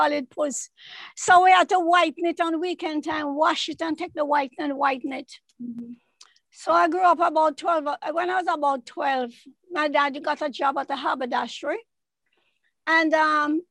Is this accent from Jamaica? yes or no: yes; Kingston, Jamaica; now in United States; I was born in Kingston 13, I think Greenwich Farm. Went to government school until I was about 13